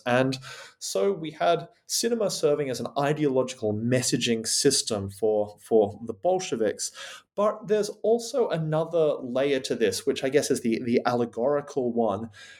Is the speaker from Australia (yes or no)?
yes; Australia; now in United Kingdom; It's wonderful to be talking back to my home country, Australia, from here on the rainy fascist island that is Great Britain.